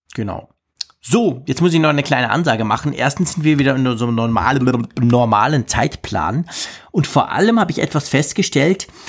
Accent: Switzerland; bei uns in der Schweiz

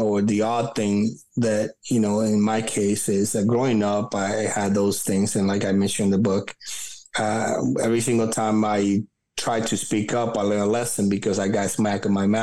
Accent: New York City, New York, United States; English is a second language; also born or lived in Dominican Republic; where I grew up at that time in Brooklyn

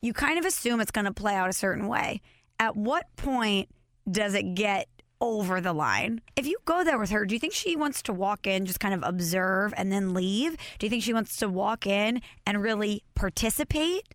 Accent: Belleville, Illinois, United States; my hometown, Belleville, Illinois

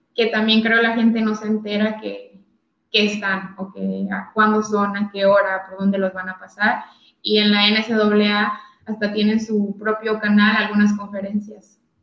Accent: Tijuana, Baja California, Mexico; moved away as an adult; also born or lived in Valencia; yo soy de Tijuana, Baja California

